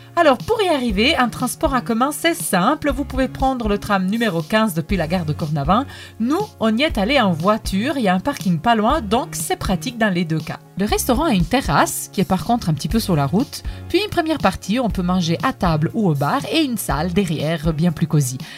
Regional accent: Naples, Campania, Italy; accent: Italian; French is a second language; moved away; also born or lived in Geneva; D'après mon accent, vous vous doutez bien que je suis italienne et plus précisément je viens de Naples

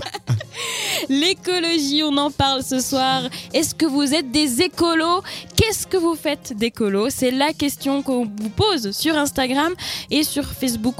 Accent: Spain; French is a second language; moved away; je suis espagnole

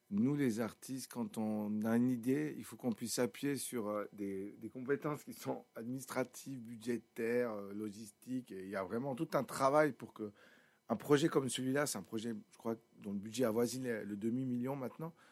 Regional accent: Sion, Valais, Switzerland; comme je viens de Sion, très naturellement, je me suis dit, ben, si je m'entoure, je m'entoure

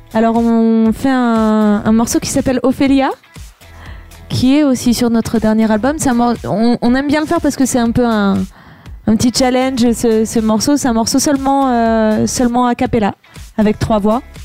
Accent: Vercors, Auvergne-Rhône-Alpes, France; je suis du Vercors

